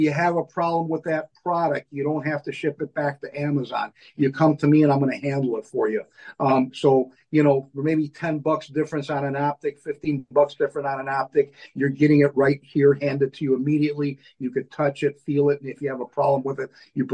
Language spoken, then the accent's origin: English; Melrose Park, Illinois, United States; also born or lived in Maywood, Illinois; I grew up in Maywood in Melrose Park. You know, kind of a Western suburb.